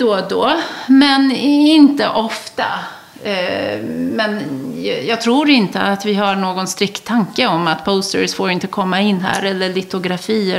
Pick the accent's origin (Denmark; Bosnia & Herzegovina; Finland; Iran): Bosnia & Herzegovina; Sarajevo, Federation of Bosnia and Herzegovina; now in Stockholm, Sweden; jag kommer ju från Sarajevo i Bosnien-Hercegovina, dåvarande Jugoslavien